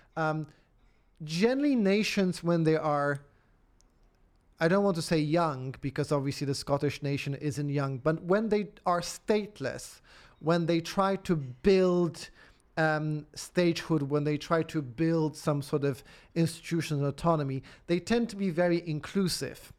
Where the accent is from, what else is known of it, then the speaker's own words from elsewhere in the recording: Poland; moved away as an adult; also born or lived in Oxford, United Kingdom / Edinburgh, United Kingdom; now in United Kingdom; I grew up in Poland at a, at a, at a point of transition.